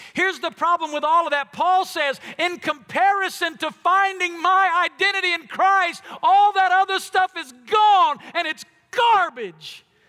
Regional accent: the Bible Belt, United States; I grew up in the white Bible Belt church

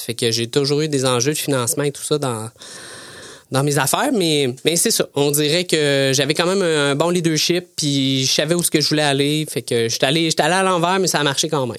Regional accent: Thetford Mines, Quebec, Canada; also born or lived in Sherbrooke, Quebec; je viens de Tettermines, euh, une région, euh, une petite région, euh, près de la Beauce. Euh, j'ai fait, euh, j'ai fait mon école à Tetford

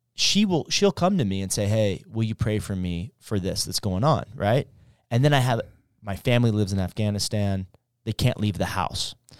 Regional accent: United States; as a human, as an American, as a Christian

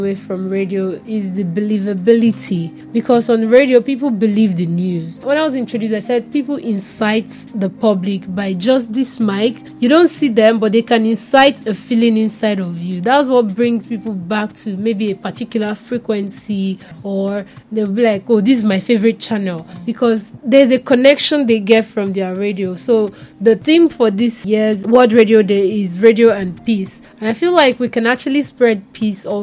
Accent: Lagos, Nigeria; I do it mostly in Pidgin English because I'm from Ajegunle

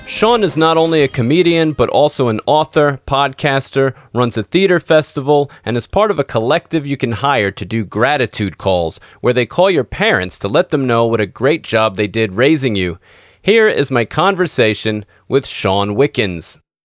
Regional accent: New York City, New York, United States; moved away as an adult; now in Tennessee, United States; I'm from New York City too

